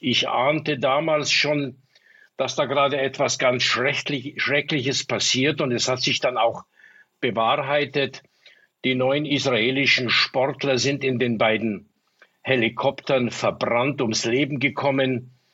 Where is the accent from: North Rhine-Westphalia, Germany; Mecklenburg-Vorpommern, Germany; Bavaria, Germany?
Bavaria, Germany; Munich; Ich bin ja in München aufgewachsen